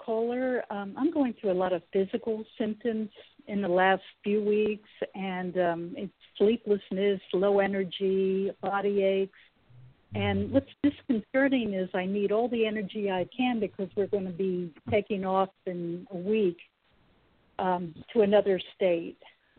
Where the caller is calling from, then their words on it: California, United States; Hi. Yeah. … from California.